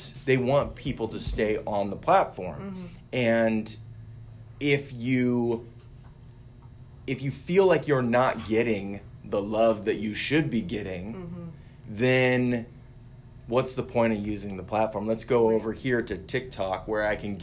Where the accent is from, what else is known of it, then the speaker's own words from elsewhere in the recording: Oregon, United States; we're three guys from Oregon